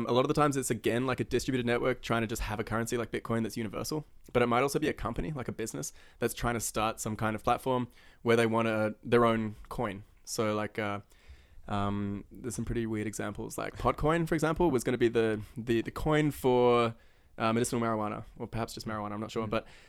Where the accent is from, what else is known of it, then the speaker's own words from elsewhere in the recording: New Zealand; born there; I mean, I was born in New Zealand, so you just kind of like forced into it.